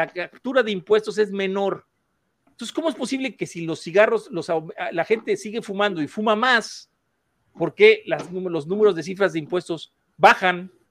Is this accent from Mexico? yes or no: yes; Mexico; en México, en mi país